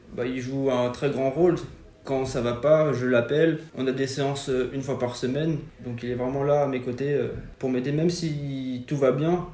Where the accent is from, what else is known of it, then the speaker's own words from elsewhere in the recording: Forbach, Grand Est, France; moved away; quand j'étais petit, quand j'étais à Fort-Bas.